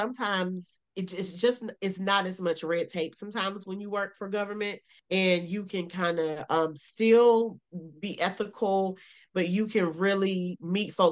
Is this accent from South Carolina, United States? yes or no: yes; South Carolina, United States; also born or lived in Greensboro, North Carolina; I am a Southern girl. I'm from South Carolina.